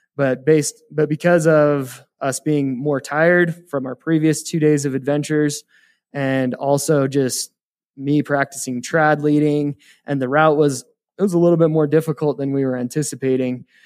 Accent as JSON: {"language": "English", "town": "Heber City", "region": "Utah", "country": "United States", "tie": "born or raised there", "moved": "as an adult", "lives_now": "Evanston, United States", "said": "I grew up in Heber City, Utah, and kind of been playing in the mountains my whole life"}